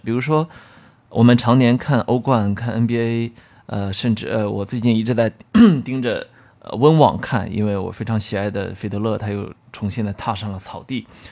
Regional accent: China; 我们中国人

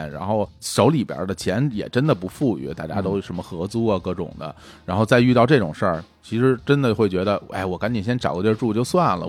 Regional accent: Beijing, China; 我们北京人

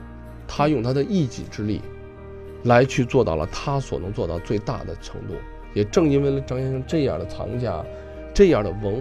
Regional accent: China; 中国人，我想啊，咱们现在坐在这儿聊天啊，收藏啊，文化呀是什么？实际是凝聚我们中国人的一种精神。

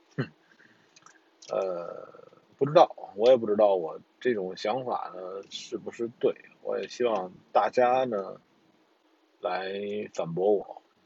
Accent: China; 我们中国人

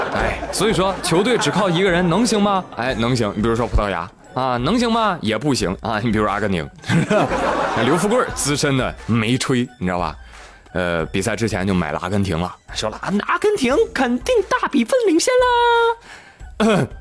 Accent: China; 作为中国人

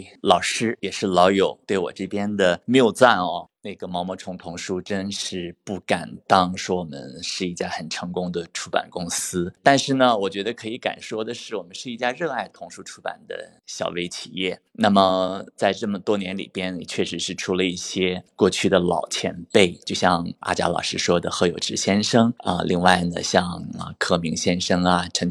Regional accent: China; 这个燕啊，就是我们中国人喜欢的小鸟，是春天的象征啊

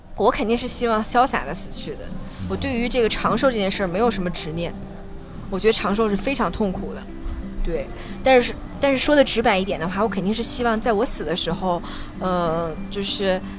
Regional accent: Hebei, China; now in Beijing, China; 我是河北，我是河北人

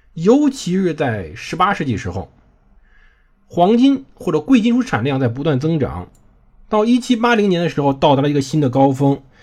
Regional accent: China; 欧洲人呢，确实在有点上比我们中国人发展的态过于先进了

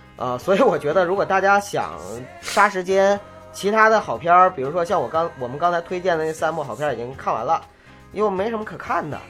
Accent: Northeast China, China; 我是东北人

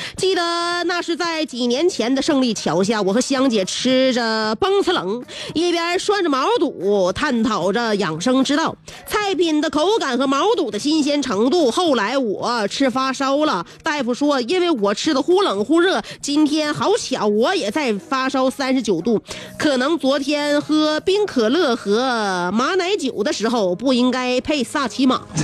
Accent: Northeast China, China; 我们东北人

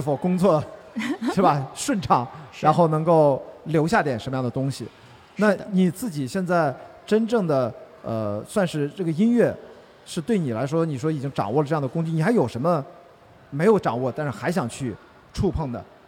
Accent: Qingdao, Shandong, China; 我是青岛人嘛

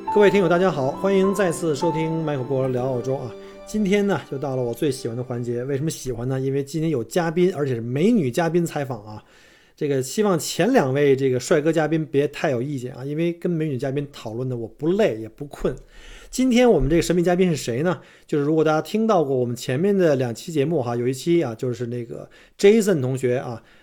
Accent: Beijing, China; 我生在北京，所以呢，我在，从小在燕山长大

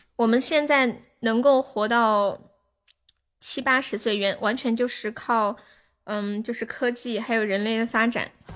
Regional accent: Chongqing, China; accent: Sichuanese; 你晓得我也是重庆的哇？

